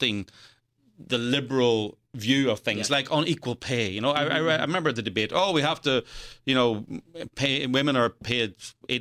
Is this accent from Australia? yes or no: no; Northern Ireland, United Kingdom; accent: Irish; moved away; I come from Northern Ireland, I grew up during the Troubles.